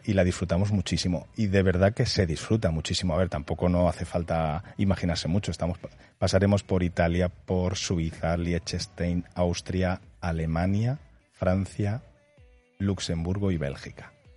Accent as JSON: {"language": "Spanish", "country": "Spain", "said": "nosotros como españoles"}